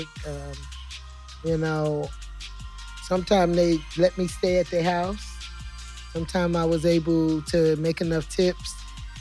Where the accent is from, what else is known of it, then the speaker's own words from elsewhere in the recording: New York City, New York, United States; also born or lived in Harlem, New York / San Diego, California; now in St. Louis, United States; I'm born in Harlem, raised up in the Bronx. I moved here in 2012 from San Diego, California.